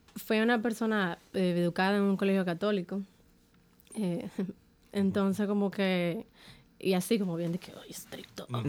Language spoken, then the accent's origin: Spanish; Dominican Republic; como dominicana